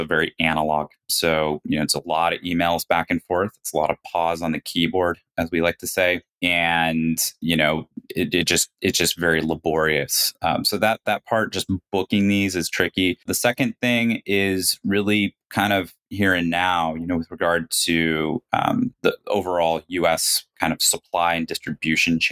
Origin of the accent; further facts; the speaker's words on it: United States; moved away; also born or lived in China; two American founders